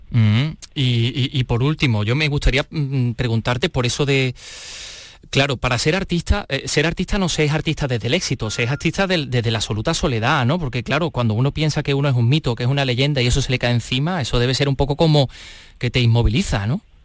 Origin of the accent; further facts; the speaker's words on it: La Carolina, Andalusia, Spain; Yo soy de la Carolina